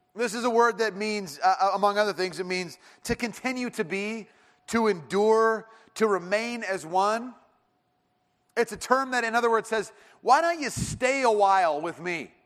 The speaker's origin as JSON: {"language": "English", "town": "Irvine", "region": "California", "country": "United States", "tie": "born or raised there", "said": "I grew up in Irvine"}